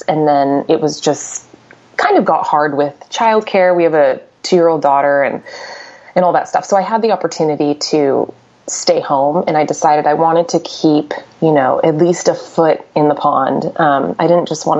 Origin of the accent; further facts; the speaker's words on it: Orange County, California, United States; moved away; I'm from Orange County, and that's where I've lived pretty much most of my career